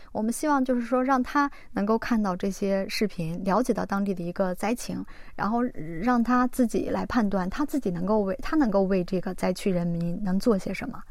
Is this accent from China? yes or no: yes; China; now in South Korea; 我们每一个华人